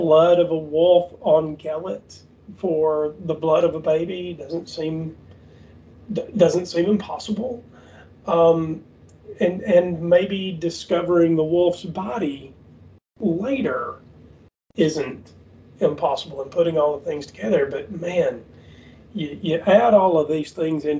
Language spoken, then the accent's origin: English; the South, United States; we grew up in the South where people really do hunting